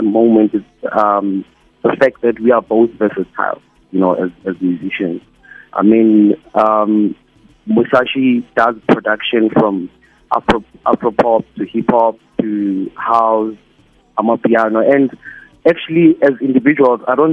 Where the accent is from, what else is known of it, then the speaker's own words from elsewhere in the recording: Soweto, Gauteng, South Africa; I'm from Soweto, Top Central Extension 3